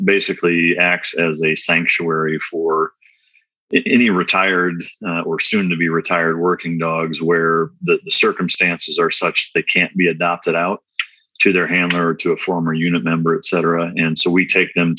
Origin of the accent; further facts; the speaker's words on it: Iowa, United States; moved away as an adult; now in Dallas, United States; I'm originally from Iowa